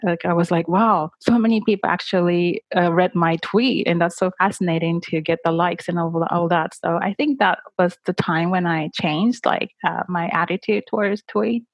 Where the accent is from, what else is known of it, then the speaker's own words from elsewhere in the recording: Miyazaki, Japan; English is a second language; from Miyazaki, Japan